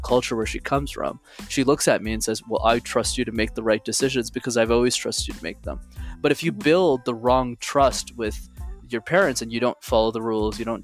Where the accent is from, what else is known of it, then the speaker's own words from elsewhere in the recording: Montreal, Quebec, Canada; I was born and raised in Montreal, so I speak three languages, English, French, and Tamil